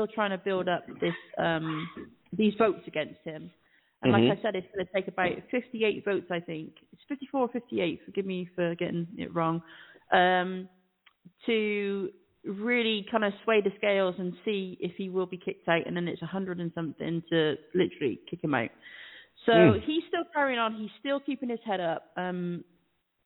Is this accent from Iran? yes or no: no; United Kingdom; moved away as an adult; now in Monterrey, Mexico